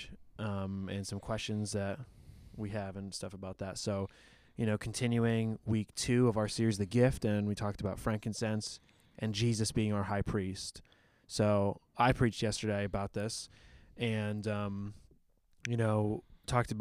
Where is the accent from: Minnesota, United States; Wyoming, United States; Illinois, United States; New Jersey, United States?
New Jersey, United States; Flanders; born or raised there